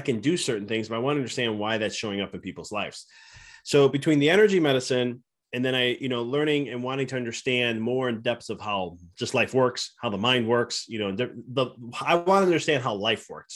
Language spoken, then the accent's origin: English; Chicago, Illinois, United States; moved away as an adult; now in Knoxville, United States; We're from Chicago originally, and we moved to Knoxville, Tennessee.